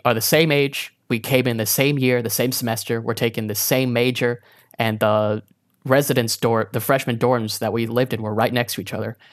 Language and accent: English; South Carolina, United States; also born or lived in Boone, North Carolina; I was born in South Carolina, raised in South Carolina